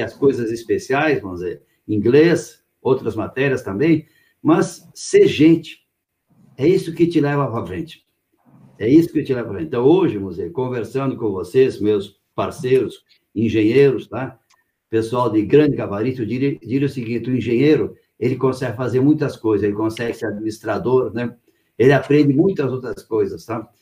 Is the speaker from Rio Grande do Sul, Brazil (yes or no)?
yes; Lajeado, Rio Grande do Sul, Brazil; now in São Paulo, Brazil; eu nasci no Rio Grande do Sul, na cidade de Lajeado